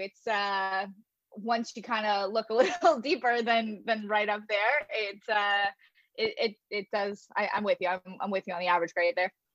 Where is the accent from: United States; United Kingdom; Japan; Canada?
Canada; London, Ontario; I worked for an amateur program in my hometown in London, Ontario